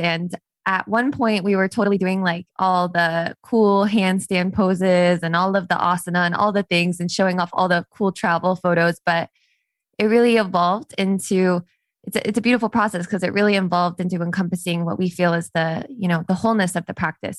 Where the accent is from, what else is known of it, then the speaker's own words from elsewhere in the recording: Las Vegas, Nevada, United States; I grew up in Las Vegas